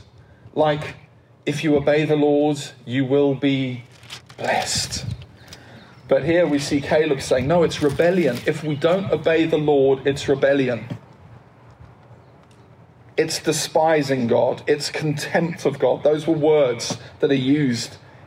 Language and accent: English; United Kingdom; I'm British